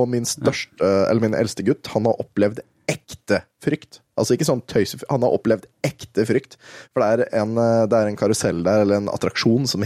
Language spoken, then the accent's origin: Norwegian; Østfold, Norway; vi er fra Østfold, vet du, så er det PES.